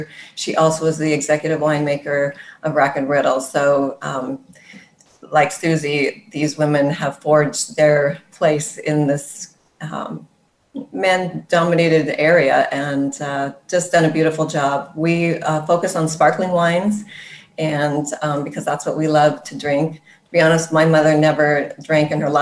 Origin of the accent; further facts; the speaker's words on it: Sonoma County, California, United States; I grew up in Sonoma County